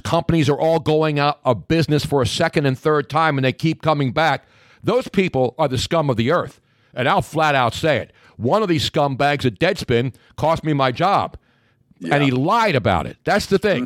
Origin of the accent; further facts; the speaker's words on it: Philadelphia, Pennsylvania, United States; now in Southwest Florida, United States; we're both from Philly